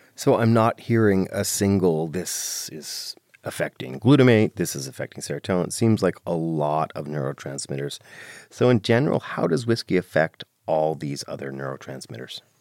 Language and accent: English; Ireland; I'm Irish